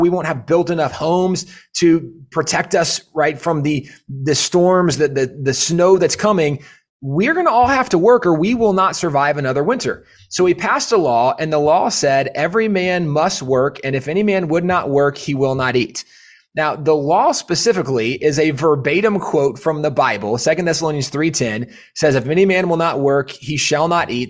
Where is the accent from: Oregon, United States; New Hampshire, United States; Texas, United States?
Texas, United States; as a Texan, Uh, we, we really have no perspective of, like, a really cold winter in Texas